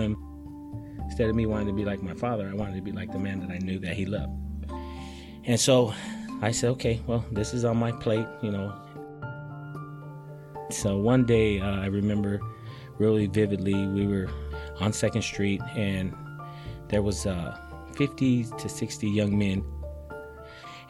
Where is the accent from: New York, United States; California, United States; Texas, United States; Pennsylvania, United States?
California, United States; Stockton; I grew up in South Stockton. I lived there my whole life